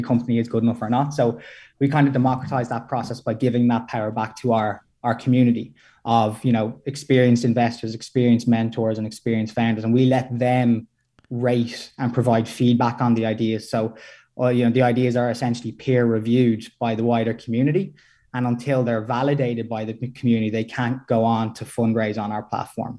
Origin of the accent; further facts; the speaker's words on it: Ireland; we're, we're both Irish